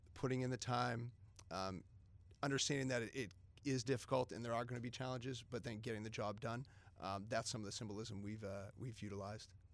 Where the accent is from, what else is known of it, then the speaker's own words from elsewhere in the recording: Methuen, Massachusetts, United States; I grew up in the Merrimack Valley, uh, went to Methuen High School